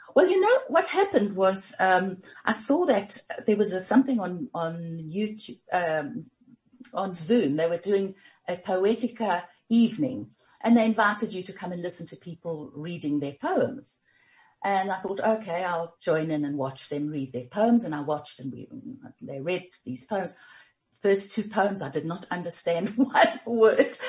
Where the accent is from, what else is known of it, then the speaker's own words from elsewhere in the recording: Germiston, Gauteng, South Africa; we grew up in Germiston